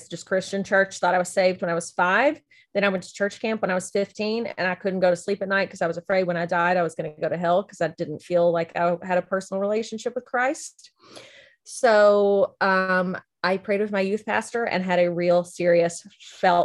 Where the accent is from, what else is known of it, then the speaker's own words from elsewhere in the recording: Lebanon, Tennessee, United States; also born or lived in Memphis, Tennessee; I am from Lebanon, Tennessee, was born in Memphis, Tennessee, moved to Lebanon when I was like 4 months old, lived there up through high school